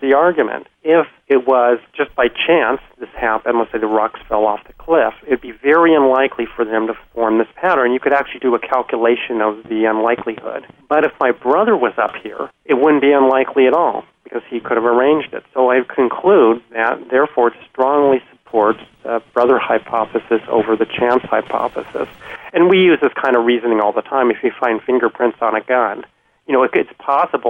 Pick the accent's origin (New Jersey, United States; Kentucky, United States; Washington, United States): Washington, United States; I'm from Washington State